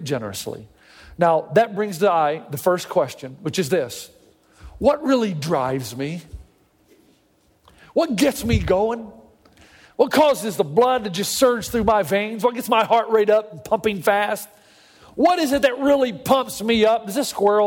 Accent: the South, United States; moved away as an adult; now in California, United States

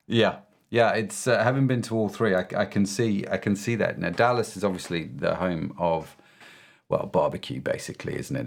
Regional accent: United Kingdom; They assumed I'm a Christian because I'm British

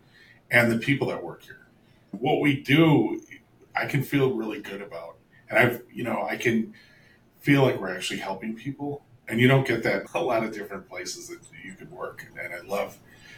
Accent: Milwaukee, Wisconsin, United States; moved away as an adult; also born or lived in Hollywood, Los Angeles; I grew up here in Milwaukee. I'm a Wisconsin native

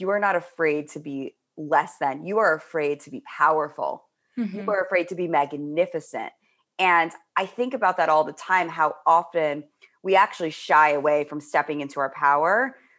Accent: Manhattan, New York, United States; I was like from Manhattan. Everybody else was from Long Island. So like I had this big, it's a very different energy when you're like from the suburbs versus city kid.

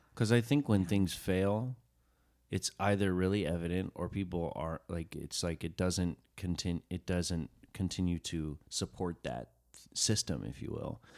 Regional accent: Chattanooga, Tennessee, United States; first language English; I grew up in Chattanooga, Tennessee

